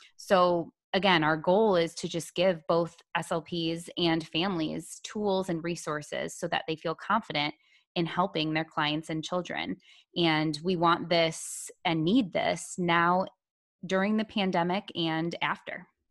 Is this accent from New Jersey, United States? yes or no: no; Toledo, Ohio, United States; moved away as an adult; now in Charlottesville, United States; I'm from Toledo, Ohio, where I was born and raised, and I spent my entire life there until just last week